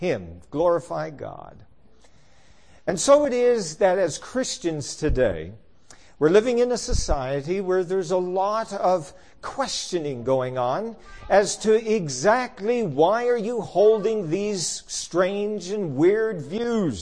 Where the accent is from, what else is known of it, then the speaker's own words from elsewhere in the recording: Newfoundland and Labrador, Canada; I grew up in Newfoundland, where there were no such thing as hot springs